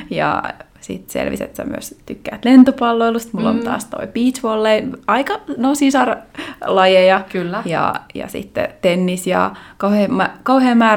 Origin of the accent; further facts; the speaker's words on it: Lahti, Päijät-Häme, Finland; now in Vienna, Austria; Ja, joo, mä oon periaatteessa lahtelainen, mutta sitten mä oon niin pitkään Viinissä, että mä oon myös viiniläinen.